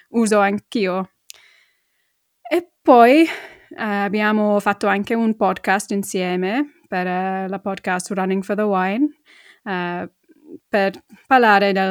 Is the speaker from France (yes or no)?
no; Middlesbrough, North East England, United Kingdom; born there; accent: London; Italian is a second language; a parte del mio accento che è molto londinese, infatti uh, sono nata una parte del, del nord-est, a Middlesbrough, è una, una parte molto industriale.